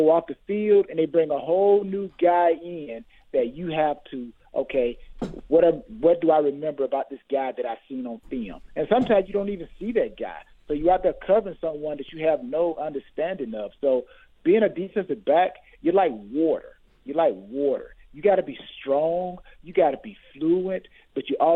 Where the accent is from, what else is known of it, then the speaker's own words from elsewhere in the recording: Georgia, United States; I'm from Georgia